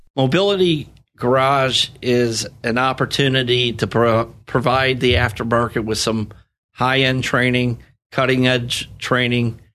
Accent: Sanibel, Florida, United States; I grew up on Sanibel Island. My dad had a gas station out there, and I have ties to the area

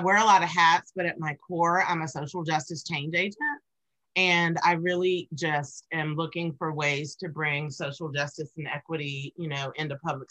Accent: Raleigh, North Carolina, United States; moved away as an adult; now in Texas, United States; I'm from Raleigh, which is the capital, and I moved here to Texas

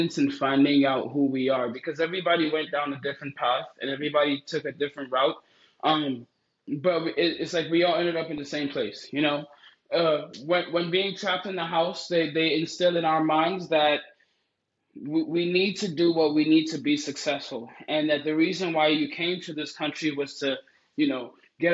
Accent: United States; also born or lived in Nigeria; growing up in America

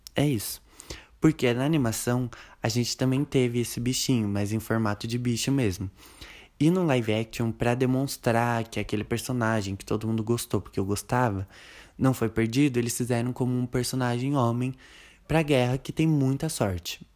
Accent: Brazil; nós que somos brasileiros

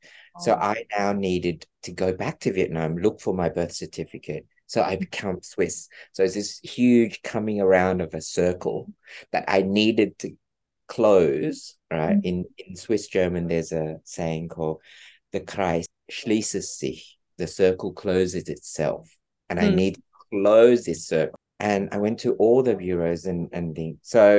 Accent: Australia; It was really hard for my family that came from Australia. I'm Australian.

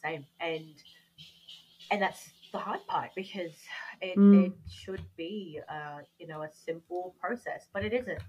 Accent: Australia; I'm Australian, I grew up here, born and bred here

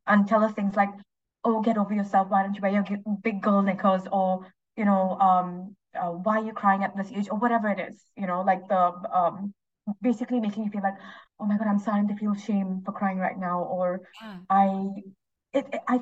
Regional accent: India; moved away; I'm originally Indian.

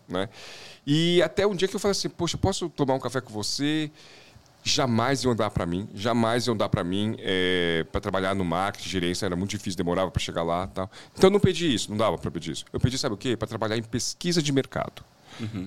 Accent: São Paulo, Brazil; um pouquinho da minha infância aqui em São Paulo

